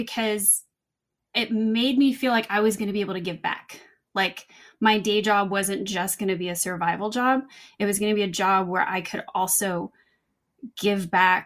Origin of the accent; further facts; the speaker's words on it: Little Rock, Arkansas, United States; now in Los Angeles, United States; Growing up, I grew up in Little Rock, Arkansas